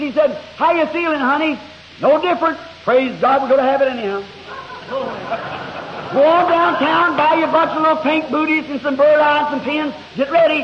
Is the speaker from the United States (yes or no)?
yes; the South, Southern United States, United States; I'm a Southerner